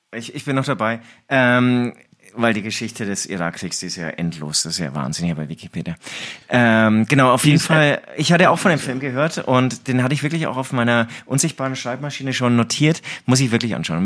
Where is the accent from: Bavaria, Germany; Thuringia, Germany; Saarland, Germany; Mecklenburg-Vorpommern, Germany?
Bavaria, Germany; Herzogenaurach; moved away as an adult; ich komme aus Herzogenaurach